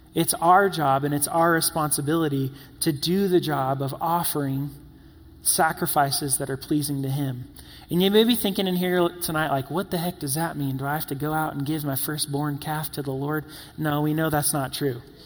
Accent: South Carolina, United States; also born or lived in New York / Florida; growing up in South Carolina

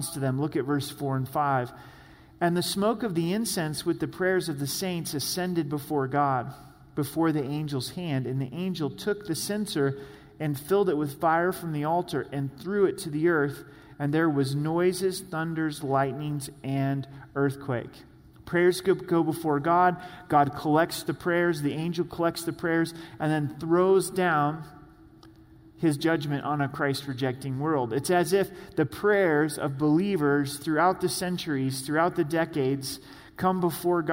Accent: the Northwest, Pacific Northwest, United States; moved away; I grew up in the Northwest

